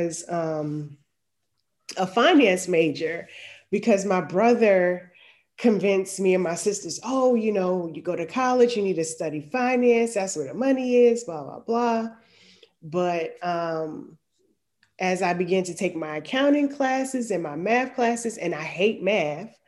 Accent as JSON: {"language": "English", "region": "New Jersey", "country": "United States", "tie": "born or raised there", "moved": "as an adult", "lives_now": "Atlanta, United States", "said": "I'm in Atlanta, but I'm from New Jersey."}